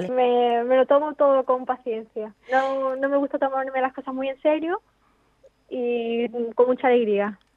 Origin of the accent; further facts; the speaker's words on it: Marbella, Andalusia, Spain; Yo soy de San Pedro Alcántara, en Marbella, en Málaga.